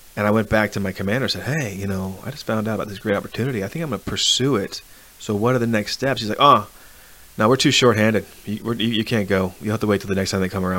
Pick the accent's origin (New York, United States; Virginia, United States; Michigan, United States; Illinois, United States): Virginia, United States; Arlington; I'm from Arlington, Virginia.